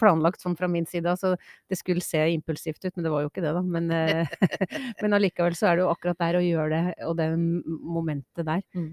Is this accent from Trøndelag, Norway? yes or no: yes; Trøndelag, Norway; now in Asker, Norway; Jeg var skikkelig trønder i går